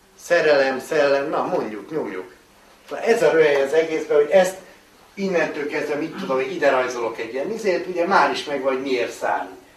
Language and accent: Hungarian; Hungary; magyar vagyunk